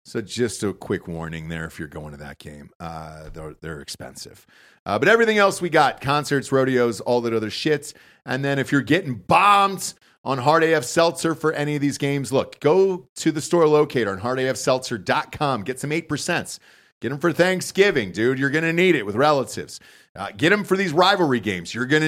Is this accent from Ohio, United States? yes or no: no; Georgia, United States; I don't know what we call ourselves there. I never fucking cared. I just said I'm from Georgia.